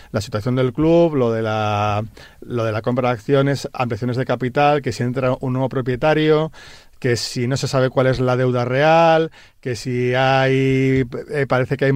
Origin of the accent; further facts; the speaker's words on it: Tarragona, Catalonia, Spain; now in Madrid, Spain; desde que me vine de Tarragona a Madrid, que ya ni me acuerdo qué año fue, en el siglo XX.